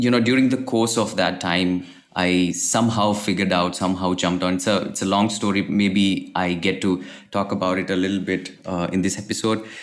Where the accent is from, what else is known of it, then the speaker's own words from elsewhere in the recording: Kerala, India; uh, I'm originally from Kerala, India.